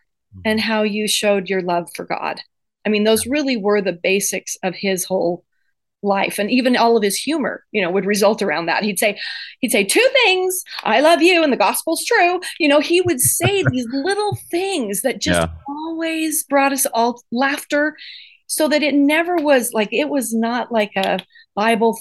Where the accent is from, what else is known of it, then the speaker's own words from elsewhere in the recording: Idaho, United States; we grew up in Idaho